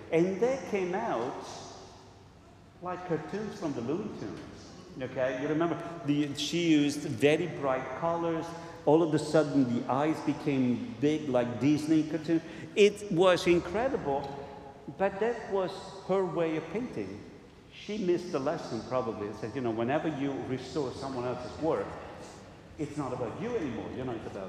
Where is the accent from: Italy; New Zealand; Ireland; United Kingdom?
Italy; moved away; I come from Italy